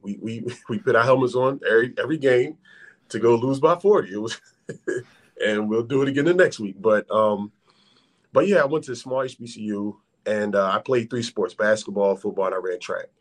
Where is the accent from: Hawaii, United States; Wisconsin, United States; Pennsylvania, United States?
Pennsylvania, United States; Philadelphia; I'm from Philadelphia.